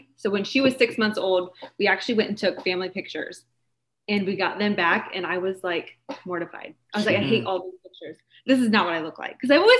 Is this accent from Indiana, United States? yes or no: yes; Kokomo, Indiana, United States; I'm from Indiana.